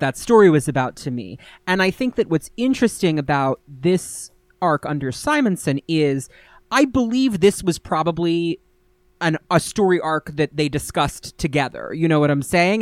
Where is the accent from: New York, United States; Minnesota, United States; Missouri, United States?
New York, United States; I'm from New York